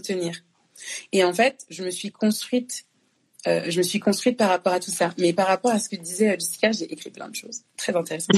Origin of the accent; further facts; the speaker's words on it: France; also born or lived in Congo; je suis née au Congo je suis arrivée en France à deux ans le fait que je sois née au Congo que j'ai grandi en France